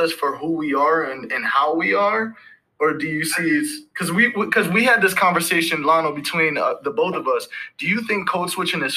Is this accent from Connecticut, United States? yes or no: yes; Hartford, Connecticut, United States; growing up in Hartford